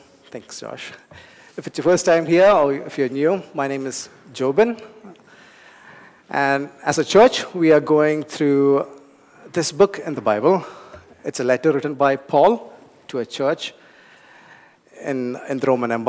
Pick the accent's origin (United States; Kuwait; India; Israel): India; English is a second language; moved away; I grew up in a warm place. I come from India